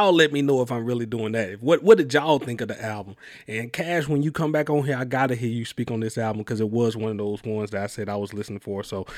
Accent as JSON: {"language": "English", "town": "Mobile", "region": "Alabama", "country": "United States", "said": "I you know, I'm from Mobile, Alabama, and then having to travel around, I kind of got a lot what he was saying."}